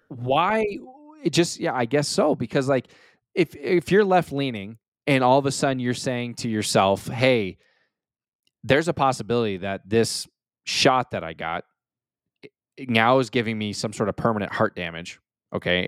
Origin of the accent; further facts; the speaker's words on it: United States; I'm extremely proud and honored to be an American, and I will always represent being American